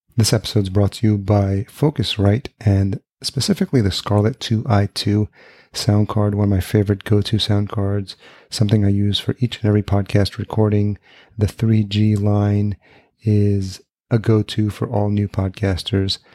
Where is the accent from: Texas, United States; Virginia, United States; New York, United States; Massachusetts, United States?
New York, United States; Yonkers; also born or lived in El Salvador / Los Angeles / Atlanta; now in Minneapolis, United States; I was born in El Salvador. And then I, but I came here when I was a year old and then grew up in Yonkers, New York, which is just outside New York City